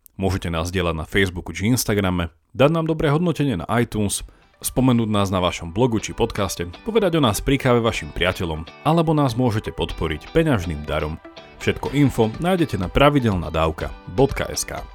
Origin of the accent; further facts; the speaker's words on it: Slovakia; moved away as an adult; also born or lived in Italy; ja som odišiel zo Slovenska študovať na výšku do Talianska